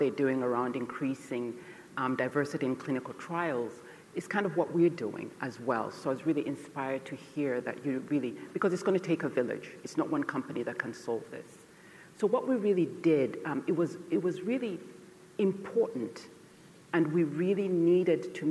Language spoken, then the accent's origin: English; Côte d’Ivoire; moved away; also born or lived in Uganda; I was born in Uganda, and we fled Uganda during the Idi Amin era, and we resettled in Cote d'Ivoire, which is Western Africa